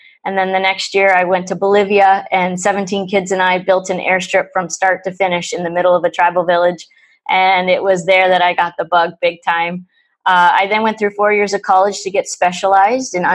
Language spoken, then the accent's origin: English; Ontario, Canada; I'm from Ontario, Canada